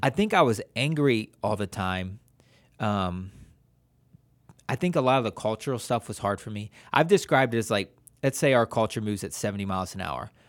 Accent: Wadsworth, Ohio, United States; moved away as an adult; now in San Jose, Costa Rica; we're from Watsworth, Ohio, and then we are living in San Jose, Costa Rica

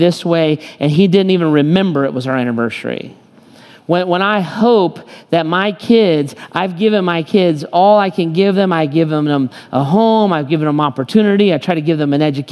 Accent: United States; I am kind of as American as it gets

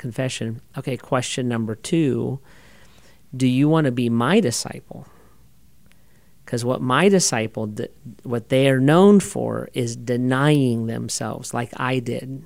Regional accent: United States; I'm an American

